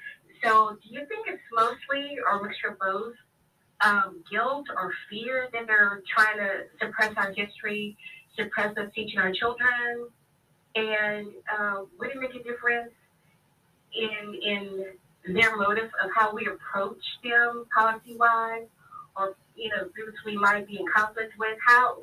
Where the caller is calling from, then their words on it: Baton Rouge, Louisiana, United States; I'm …, and I'm coming from Baton Rouge, Louisiana.